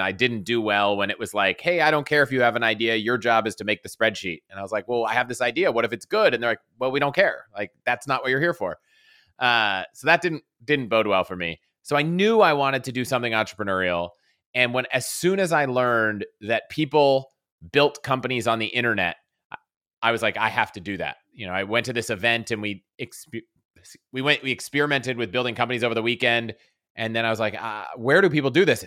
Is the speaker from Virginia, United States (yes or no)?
yes; Virginia outside DC, United States; moved away as an adult; also born or lived in Colorado; I grew up in Vir-, Virginia outside D C